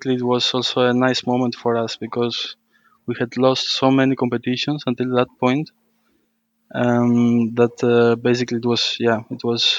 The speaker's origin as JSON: {"language": "English", "region": "Crete", "country": "Greece", "tie": "born or raised there", "also_born_or_lived": "Volos, Greece / Albania", "moved": "as an adult", "lives_now": "Rotterdam, Netherlands", "said": "I grew up in Creta, in the island, so a very remote"}